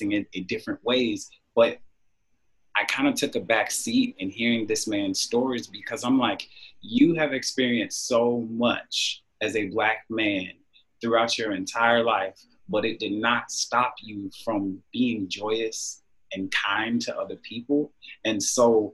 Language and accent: English; Jacksonville, Florida, United States; also born or lived in Orlando, Florida; now in Los Angeles, United States; I am originally from Jacksonville, Florida, but I reside in Los Angeles, California